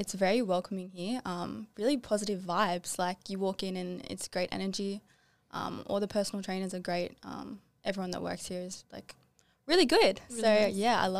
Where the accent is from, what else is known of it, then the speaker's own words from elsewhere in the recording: Penrith, New South Wales, Australia; I'm 23 years old and I'm from Penrith.